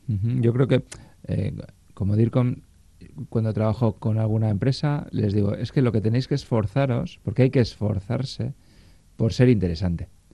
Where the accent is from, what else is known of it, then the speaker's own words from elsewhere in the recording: Basque Country, Spain; somos vascos